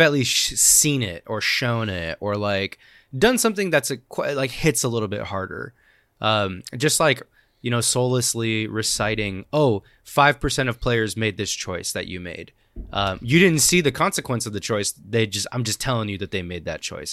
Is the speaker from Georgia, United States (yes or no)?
no; Oregon, United States; I grew up in Oregon